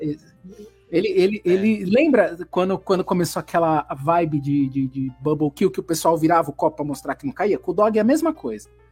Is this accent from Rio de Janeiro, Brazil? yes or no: no; São Paulo, Brazil; accent: paulista (São Paulo); como é o sotaque da galera de São Paulo